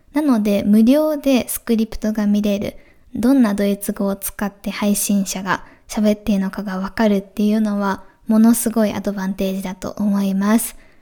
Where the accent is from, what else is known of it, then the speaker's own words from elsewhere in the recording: Japan; first language Japanese; 日本語が母語